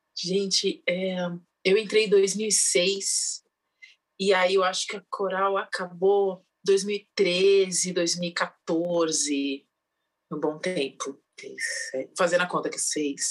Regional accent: São Paulo, Brazil; Eu sou da ZL de São Paulo, de Itaquera, Coab 2

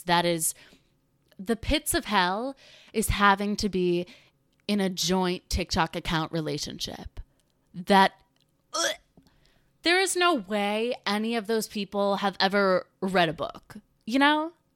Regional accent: North Carolina, United States; growing up in the South, growing up in North Carolina, in the suburbs

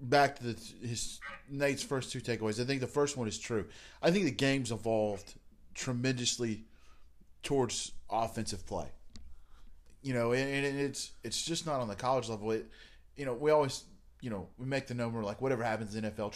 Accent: Alabama, United States; I grew up in Alabama

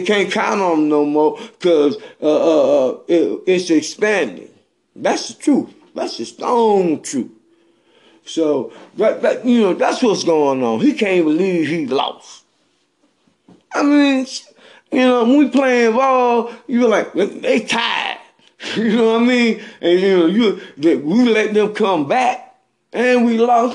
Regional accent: Bennettsville, South Carolina, United States; I'm from Bennettsville, South Carolina.

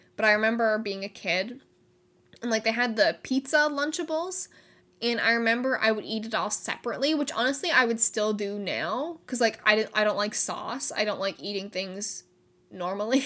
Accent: Canada; I am Canadian

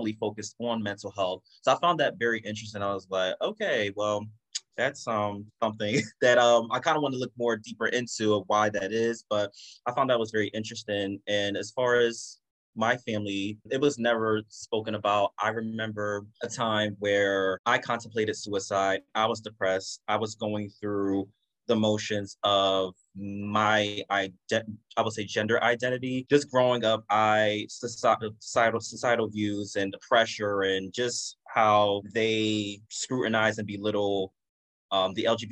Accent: United States; So I am Jamaican American. So I grew up here, was born here. Both my parents are from Jamaica.

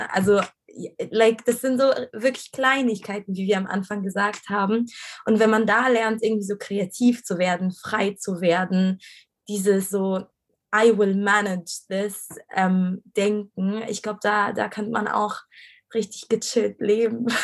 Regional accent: Egypt; moved away as an adult; also born or lived in Cairo; now in Germany; ich bin ja in, in Ägypten aufgewachsen

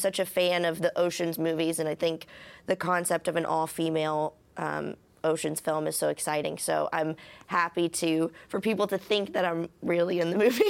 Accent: Conyers, Georgia, United States; I'm from Conyers, 45 minutes south of Atlanta.

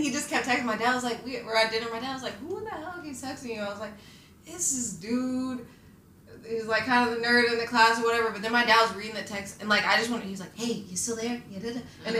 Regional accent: Fairfax County, Maryland, Virginia, United States; moved away; I went to school in Maryland.

